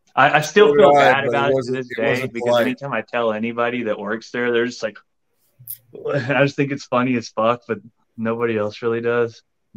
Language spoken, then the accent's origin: English; Texas, United States; moved away; also born or lived in St. Louis; being from the part of Texas I'm in, it's just like my hometown's 90% Mexican and the rest is just like whites and blacks.